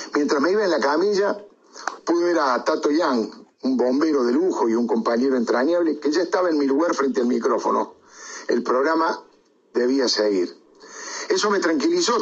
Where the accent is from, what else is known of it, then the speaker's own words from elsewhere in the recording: Córdoba, Argentina; Como buen cordobés